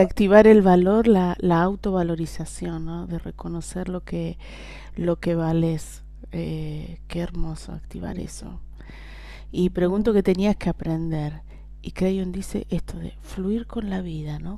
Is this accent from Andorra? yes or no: no; Argentina; como decimos Argentina